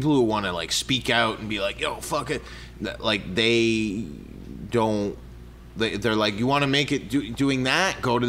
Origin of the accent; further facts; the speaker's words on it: Canada; you don't want to buy a shirt because you don't care that I'm Canadian.